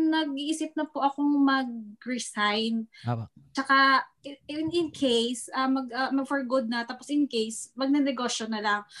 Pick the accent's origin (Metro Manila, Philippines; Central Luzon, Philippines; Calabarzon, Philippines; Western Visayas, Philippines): Western Visayas, Philippines; Iloilo; moved away as an adult; now in Riyadh, Saudi Arabia; sa taga Iloilo po ako.